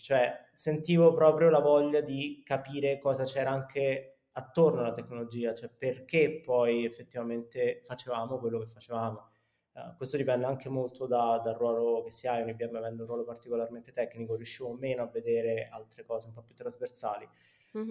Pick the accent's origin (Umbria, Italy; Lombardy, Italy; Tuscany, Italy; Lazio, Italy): Lazio, Italy; Rome; moved away as an adult; also born or lived in Milan; sono romano